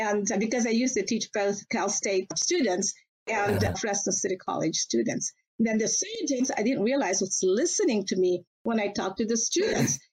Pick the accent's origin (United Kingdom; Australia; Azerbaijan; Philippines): Philippines; Batangas City, Calabarzon; moved away as an adult; also born or lived in Manila, Philippines; now in United States; I was born and raised in Batangas City, Philippines. I am a Batanganian